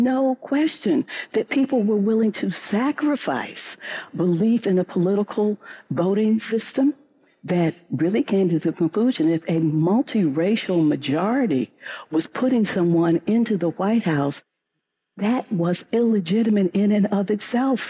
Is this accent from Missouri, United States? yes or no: yes; St. Louis, Missouri, United States; I grew up in St. Louis, Missouri